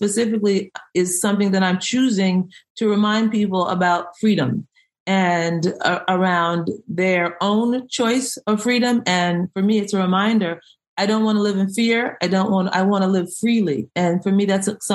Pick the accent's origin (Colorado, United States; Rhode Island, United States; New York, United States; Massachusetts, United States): New York, United States; Greenport; now in Baltimore, United States; I am originally from New York, Long Island. I was born in the last little town on the island, Greenport.